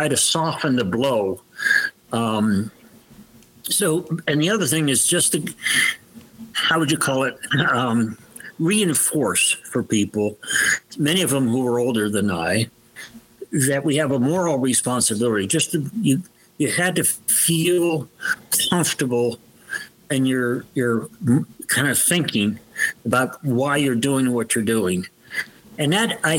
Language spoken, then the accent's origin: English; Youngstown, Ohio, United States; I was born in Youngstown, Ohio, which is the steel town.